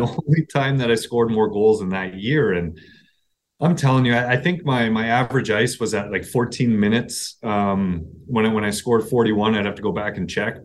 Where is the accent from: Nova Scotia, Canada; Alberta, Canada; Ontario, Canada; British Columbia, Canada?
Ontario, Canada; Toronto; moved away as an adult; also born or lived in Brampton; now in Columbus, United States; growing up in Toronto